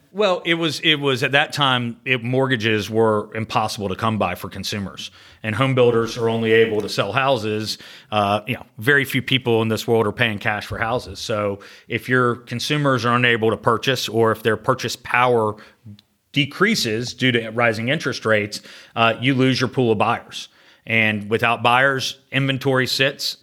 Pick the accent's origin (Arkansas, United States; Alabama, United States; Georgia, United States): Georgia, United States; Sandy Springs; I grew up in Atlanta, uh, in Sandy Springs, went to Riverwood High School